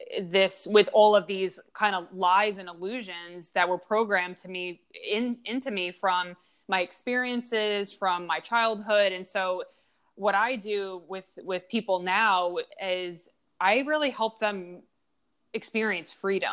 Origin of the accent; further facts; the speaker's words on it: Long Island, New York, United States; I grew up in Long Island